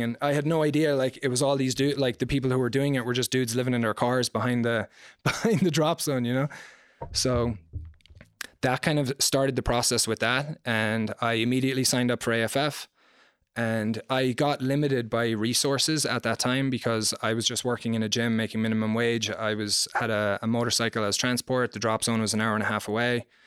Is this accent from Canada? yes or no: no; Ireland; moved away; I grew up in Ireland.